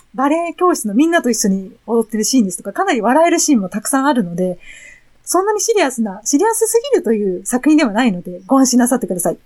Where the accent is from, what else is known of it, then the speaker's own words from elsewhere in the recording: Japan; ジャジャパンから